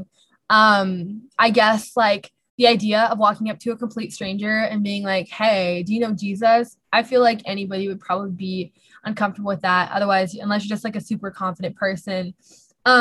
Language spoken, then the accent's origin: English; California, United States; moved away as an adult; now in Minnesota, United States; I'm originally from California